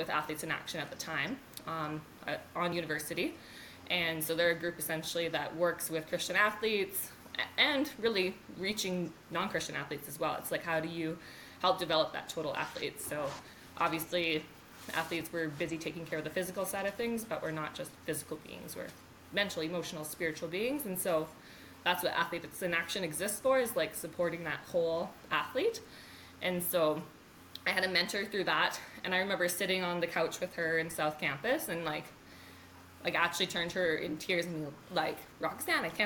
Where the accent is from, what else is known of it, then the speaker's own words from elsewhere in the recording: Canada; I'm a Canadian bobsled athlete